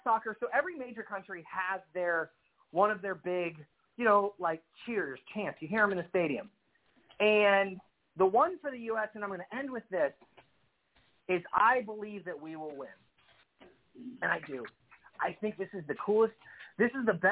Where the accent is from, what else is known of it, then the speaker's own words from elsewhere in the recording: United States; an American soccer fan